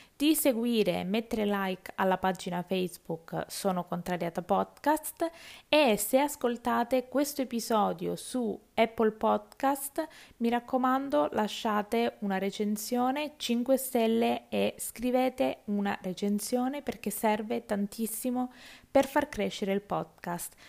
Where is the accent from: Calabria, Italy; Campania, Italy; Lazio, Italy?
Calabria, Italy; io sono calabrese